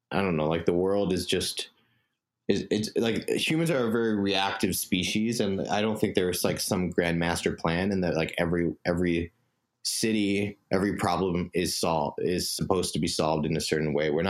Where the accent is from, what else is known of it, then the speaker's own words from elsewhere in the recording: Singapore; moved away as an adult; also born or lived in New York, United States; Um, so I grew up in Singapore um, for most of my life. Um, I was born in New York um, to parents that immigrated from India.